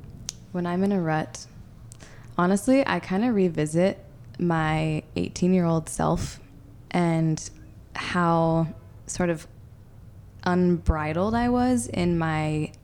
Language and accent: English; Detroit, Michigan, United States; also born or lived in Chattanooga, Tennessee; I love that I grew up in Detroit, and that's really where I spent the majority of my life.